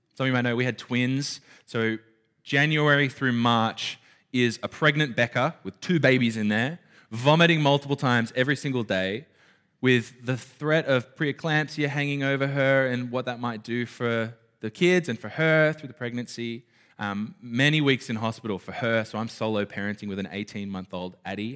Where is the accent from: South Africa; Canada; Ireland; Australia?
Australia; I grew up in Burara